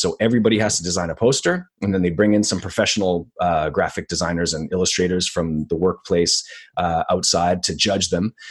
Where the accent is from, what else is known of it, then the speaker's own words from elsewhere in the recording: Montreal, Quebec, Canada; first language English; my hometown is Montreal